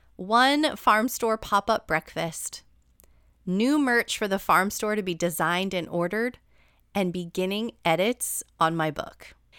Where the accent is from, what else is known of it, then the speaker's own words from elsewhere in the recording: New Jersey, United States; moved away; my hometown in New Jersey when I went to visit my parents